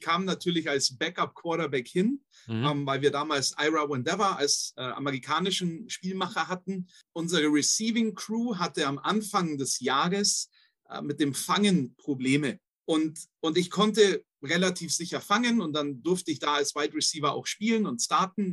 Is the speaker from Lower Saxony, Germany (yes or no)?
no; Königsbrunn, Bavaria, Germany; also born or lived in Bobingen / Valencia; ich bin in Königsbrunn aufgewachsen, geboren in Bobingen, was einfach hm. nur eine Ortschaft nebendran ist